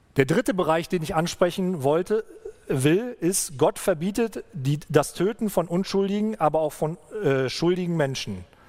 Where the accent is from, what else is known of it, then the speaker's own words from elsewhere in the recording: Germany; bei uns in Deutschland